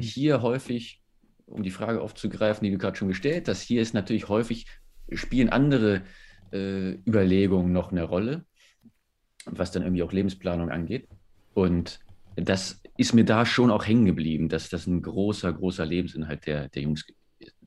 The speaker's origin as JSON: {"language": "German", "country": "Germany", "said": "bei uns in Deutschland"}